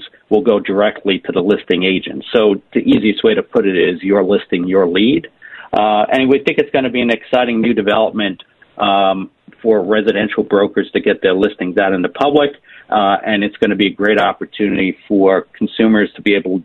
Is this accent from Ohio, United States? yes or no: no; New York City, New York, United States; I'm a lifelong New Yorker, born and raised in Queens. I live in Queens, been here my entire life.